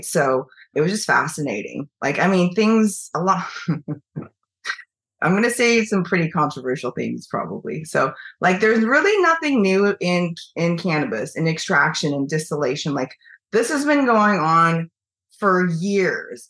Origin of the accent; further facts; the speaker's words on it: Eugene, Oregon, United States; moved away as an adult; also born or lived in China / Washington State / San Francisco; now in New York, United States; I grew up in Eugene